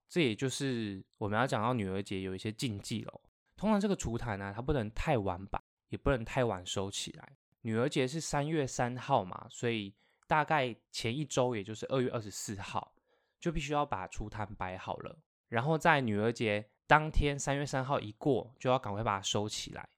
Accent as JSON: {"language": "Chinese", "country": "Taiwan", "said": "我们台湾人啊，端午节不是会吃粽子，然后中秋节会吃月饼"}